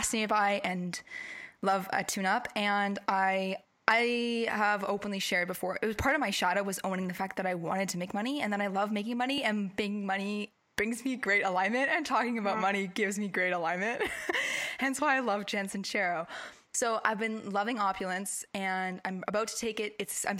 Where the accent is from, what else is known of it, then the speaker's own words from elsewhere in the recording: the North Shore, British Columbia, Canada; we grew up in the North Shore